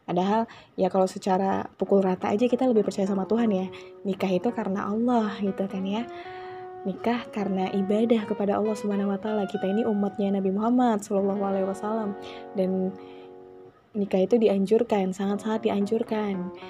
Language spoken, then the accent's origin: Indonesian; Java, Indonesia; karena aku orang Jawa nih bukan membanggakan ya ini ya, karena aku orang Jawa juga aku tahu gitu ya sedikit banyaknya itu sinden, gamelan